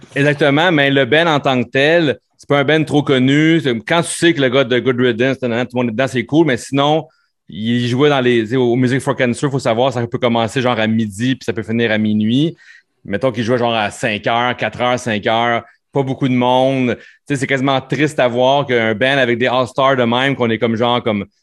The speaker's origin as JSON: {"language": "French", "town": "Sainte-Thérèse", "region": "Quebec", "country": "Canada", "tie": "born or raised there", "said": "à Sainte-Thérèse, au village, ma ville natale"}